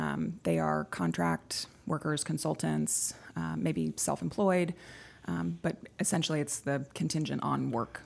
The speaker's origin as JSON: {"language": "English", "region": "Texas", "country": "United States", "also_born_or_lived": "Edinburgh", "moved": "as an adult", "lives_now": "Connecticut, United States", "said": "I am from Texas. I moved up to Connecticut about a decade ago"}